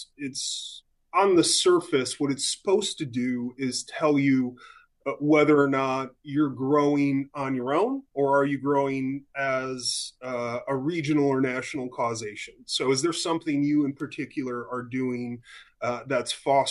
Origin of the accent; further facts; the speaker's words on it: outside Buffalo, New York, United States; moved away as an adult; I grew up actually in Western New York, so just outside of Buffalo, New York